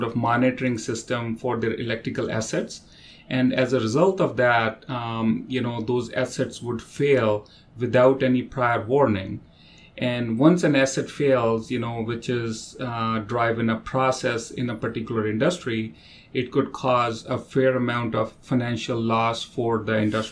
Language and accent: English; India; moved away as an adult; also born or lived in Saskatchewan, Canada; now in Toronto, Canada; I was born in India, but I moved to Canada for my graduate studies in University of Saskatchewan